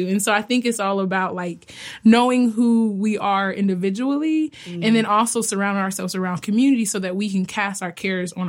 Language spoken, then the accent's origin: English; Fort Wayne, Indiana, United States; now in Bloomington, United States; I'm from Fort Wayne, Indiana, and I live and work in Bloomington.